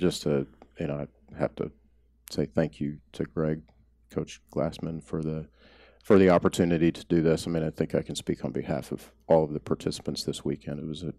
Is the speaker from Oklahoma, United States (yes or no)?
yes; Oklahoma, United States; I grew up in Oklahoma.